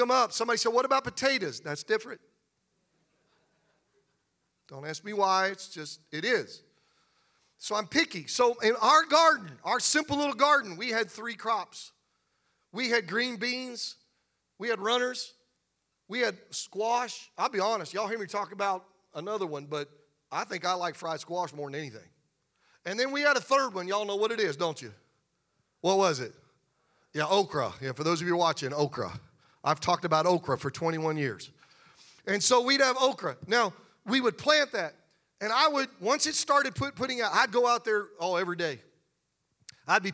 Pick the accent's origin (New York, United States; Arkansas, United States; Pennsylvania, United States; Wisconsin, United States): Pennsylvania, United States; I grew up in Pennsylvania around farmers, and my mom and dad had a garden